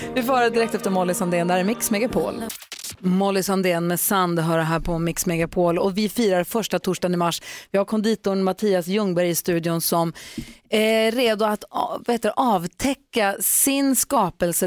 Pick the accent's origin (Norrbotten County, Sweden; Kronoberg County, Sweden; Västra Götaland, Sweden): Kronoberg County, Sweden; Växjö; Jag är också född i Växjö